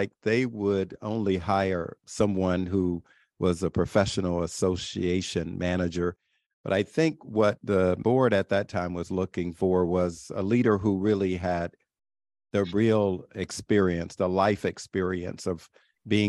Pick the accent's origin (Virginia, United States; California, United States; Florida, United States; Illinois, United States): Florida, United States; South Bay; moved away as an adult; also born or lived in Barcelona, Spain; I went back home to my hometown, South Bay, Florida